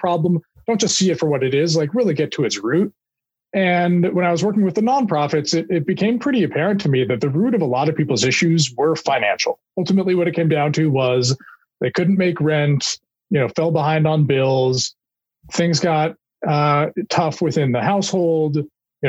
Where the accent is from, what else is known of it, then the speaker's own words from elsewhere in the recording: Kansas City, Missouri, United States; I'm from the home of the reigning Super Bowl champions and soon to be repeat Super Bowl champion Kansas City Chiefs